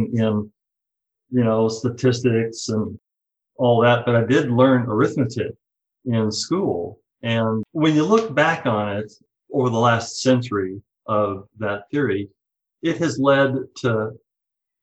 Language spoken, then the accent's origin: English; Fort Worth, Texas, United States; moved away as an adult; also born or lived in Stanford, California / Houston, Texas / Portland, Oregon; I was born and raised in Fort Worth, Texas